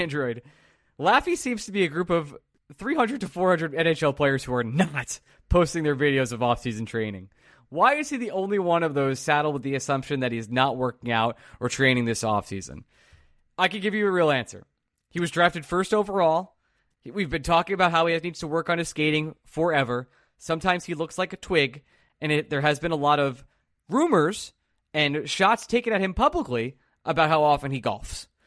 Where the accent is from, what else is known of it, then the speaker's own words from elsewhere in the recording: New York, United States; moved away as an adult; now in Philadelphia, United States; some guy who moved to Philly four years ago 'cause I work remotely. I'm from New York